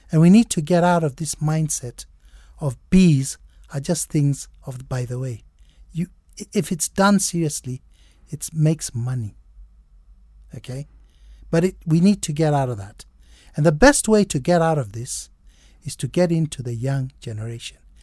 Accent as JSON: {"language": "English", "country": "Kenya", "said": "I'm a very much Kenyan, John. I think, I think we're same age and I'm quite a Kenyan"}